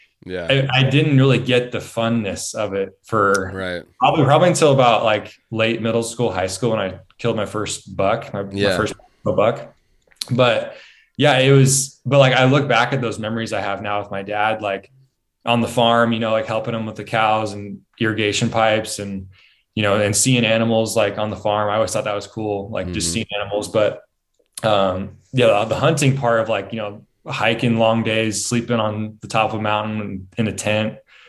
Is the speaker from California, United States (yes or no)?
no; Central Point, Oregon, United States; also born or lived in Ashland; So I'm from Southern Oregon.